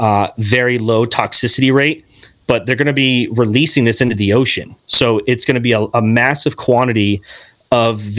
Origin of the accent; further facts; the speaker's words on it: Arizona, United States; I grew up in Arizona for 16 years